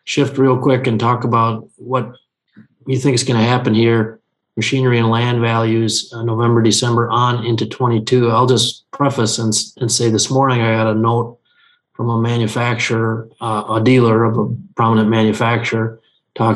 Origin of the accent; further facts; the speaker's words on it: Benson, United States; my hometown of Benson.